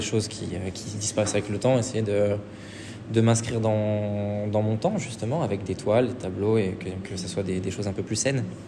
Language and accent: French; Saint-Étienne, Auvergne-Rhône-Alpes, France; moved away as an adult; now in Paris, France; je suis de Saint-Etienne de base